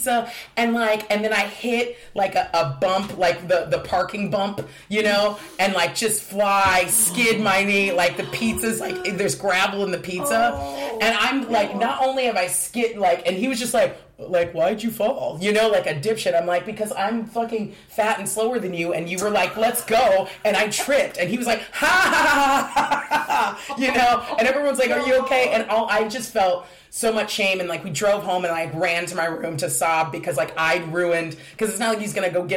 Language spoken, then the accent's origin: English; Diamond Bar, California, United States; moved away; I grew up in a town, a city called Diamond Bar, California.